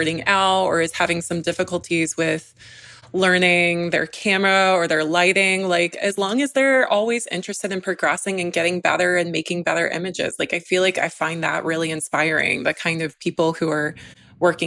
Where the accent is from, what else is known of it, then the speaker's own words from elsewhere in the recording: Georgia, United States; moved away; I was raised in Georgia